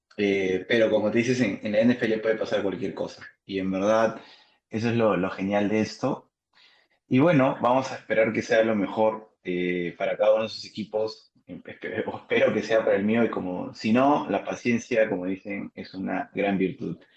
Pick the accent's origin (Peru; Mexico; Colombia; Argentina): Peru; aquí en mi país